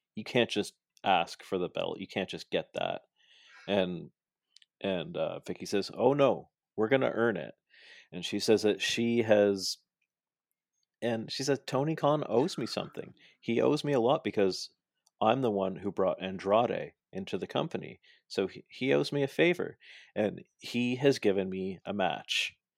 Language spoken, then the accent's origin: English; Toronto, Ontario, Canada; I'm from Toronto